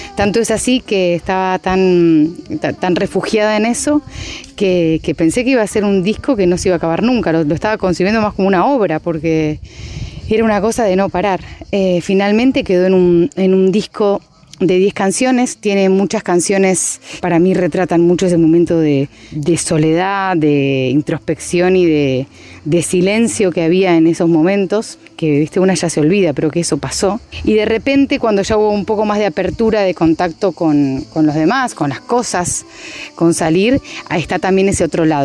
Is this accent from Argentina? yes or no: yes; Argentina; moved away as an adult; now in Madrid, Spain; hacia mi país, hacia Argentina